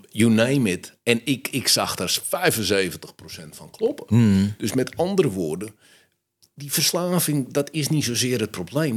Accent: Amsterdam, North Holland, Netherlands; ik ben opgegroeid in Amsterdam-West

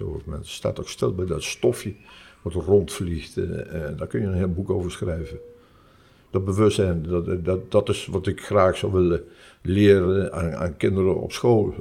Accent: Nijmegen, Gelderland, Netherlands; moved away as an adult; now in Curaçao; ik ben Nijmegenaar.

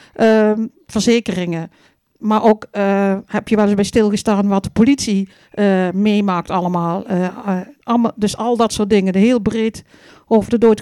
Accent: Vierlingsbeek, Limburg, Netherlands; Ik kom uit het mooie Vierlingsbeek, hè, waar we nou eh, zitten

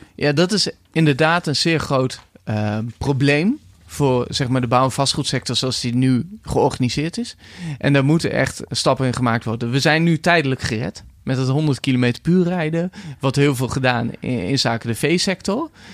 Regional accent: Netherlands; als bevolking, als Nederlanders.

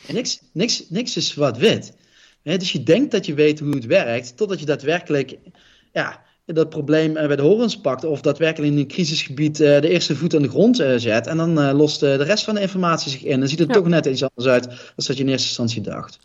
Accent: Roosendaal, North Brabant, Netherlands; Ik kom niet voor niks uit Roosendaal

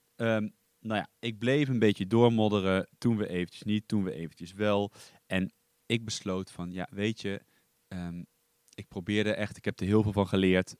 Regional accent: Duiven, Gelderland, Netherlands; also born or lived in Ede; ik kom uit Duiven, dat ligt in het oosten van Nederland. Ik ben daar eigenlijk, nou ik ben daar niet geboren. ik ben geboren in, in Ede. Ehm, daar heb ik heel kort gewoond

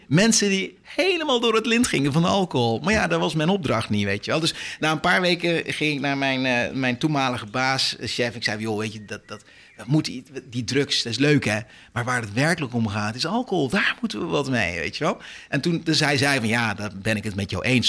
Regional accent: Netherlands; wij zijn Nederlanders

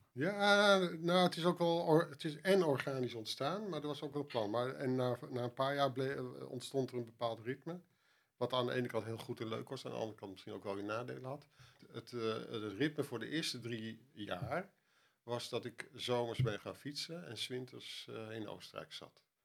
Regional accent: Netherlands; als Nederlander

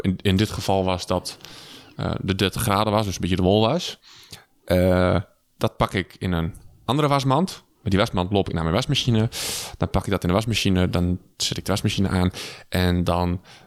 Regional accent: Twente, Overijssel, Netherlands; wij komen hier uit Twente

